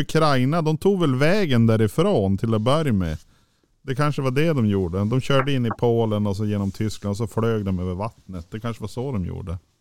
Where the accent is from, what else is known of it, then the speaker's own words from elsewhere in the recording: southern Sweden, Sweden; now in Norrland, Sweden; jag är ju född och uppvuxen i södra Sverige